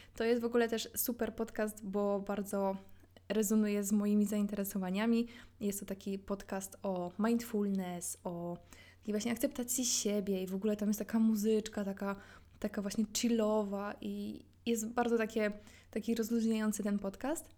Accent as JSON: {"language": "Polish", "region": "Silesian Voivodeship", "country": "Poland", "said": "ja jestem ze Śląska"}